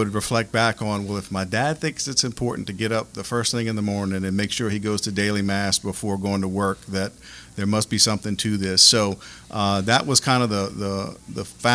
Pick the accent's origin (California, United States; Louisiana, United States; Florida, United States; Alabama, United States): Louisiana, United States; Lafayette; Lifelong, born and raised in Lafayette